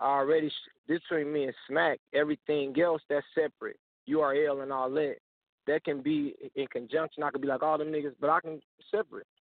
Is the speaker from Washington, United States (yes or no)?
no; St. Louis, Missouri, United States; I'm from St. Louis